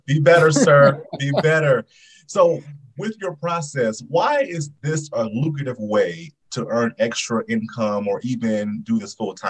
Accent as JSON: {"language": "English", "town": "Mullins", "region": "South Carolina", "country": "United States", "tie": "born or raised there", "said": "we're from the same town. You know, we didn't quite see this growing up in Mullen, South Carolina."}